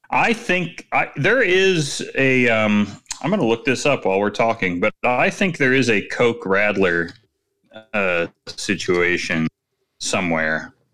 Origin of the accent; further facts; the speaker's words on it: United Kingdom; now in Berlin, Germany; last night, being new in Berlin and being British, I decided to go bar hopping.